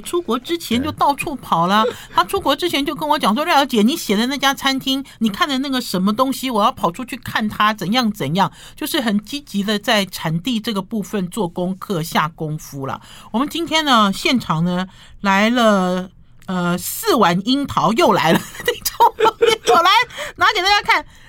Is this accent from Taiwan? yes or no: yes; Taiwan; 我们台湾人